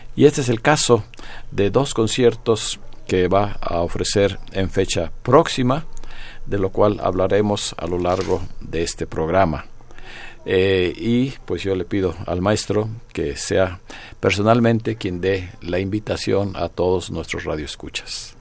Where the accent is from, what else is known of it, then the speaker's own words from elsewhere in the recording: Yucatán, Mexico; los que somos yucatecos